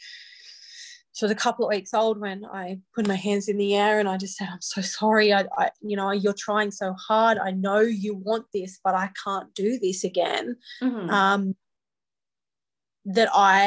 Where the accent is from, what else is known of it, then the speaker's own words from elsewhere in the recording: Newcastle, New South Wales, Australia; I grew up in Newcastle, New South Wales. I have been here my entire life.